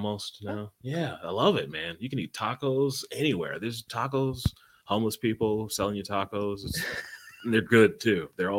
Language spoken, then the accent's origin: English; Ohio, United States; I'm from Ohio. We have NASA out there.